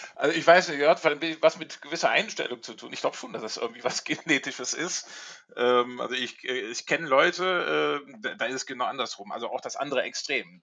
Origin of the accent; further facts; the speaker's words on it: Rhineland, Germany; now in Hamburg, Germany; ich komme ursprünglich aus dem Rheinland